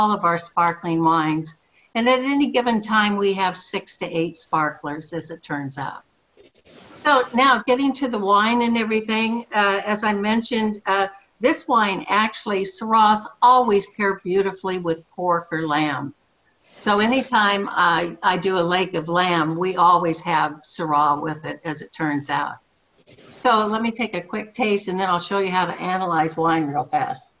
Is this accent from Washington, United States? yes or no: yes; Seattle, Washington, United States; now in California, United States; I was from Seattle, and I still have friends up there